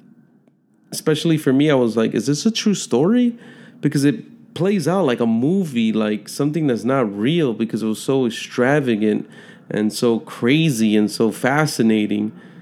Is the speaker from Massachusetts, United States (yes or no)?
no; Chicago, Illinois, United States; moved away; I was born and raised in Chicago